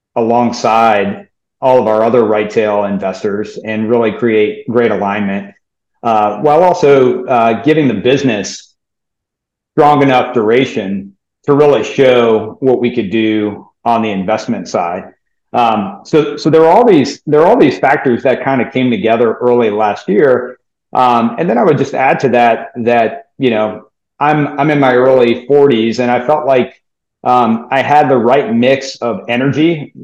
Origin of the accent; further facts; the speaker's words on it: New Orleans, Louisiana, United States; I grew up in New Orleans.